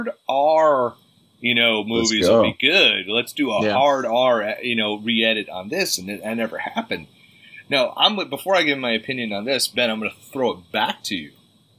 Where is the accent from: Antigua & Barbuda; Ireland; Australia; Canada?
Ireland; Being Irish and drunk half the time.